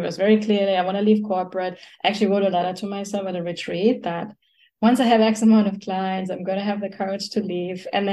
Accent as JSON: {"language": "English", "country": "Germany", "tie": "born or raised there", "moved": "as an adult", "lives_now": "United States", "said": "I grew up in Germany"}